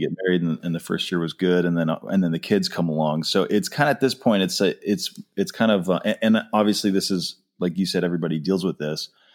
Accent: just outside Boston, Massachusetts, United States; I grew up just outside Boston

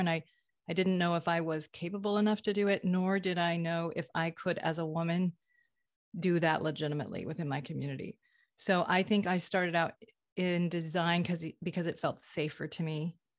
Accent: Vermont, United States; I grew up in Vermont, liberal Vermont, in a conservative faith

